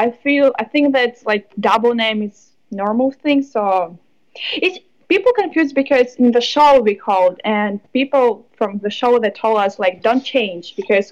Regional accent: Kyrgyzstan; English is a second language; also born or lived in Moscow, Russia; now in United States; I'm from Kyrgyzstan original, and I moved to Russia. So for me, like Russia, it's kind of home, but not really.

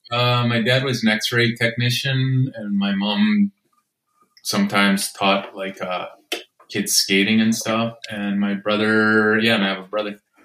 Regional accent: Regina, Saskatchewan, Canada; moved away; also born or lived in Winnipeg; I'm from Regina

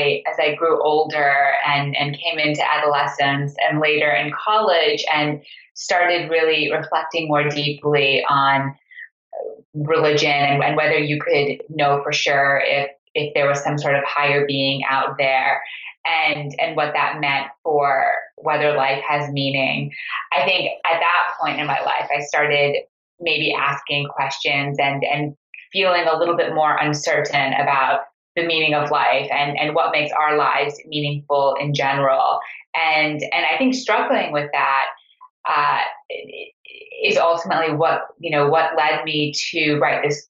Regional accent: Montreal, Quebec, Canada; I grew up in Montreal in a Sufi meeting house that my parents administered.

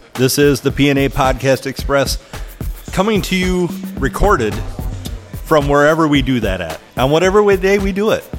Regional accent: Sandusky, Ohio, United States; I come here hailing from Sandusky.

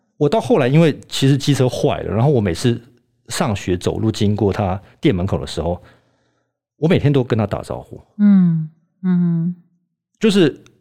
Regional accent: Germany; also born or lived in Leeds, United Kingdom; 我在德国长大

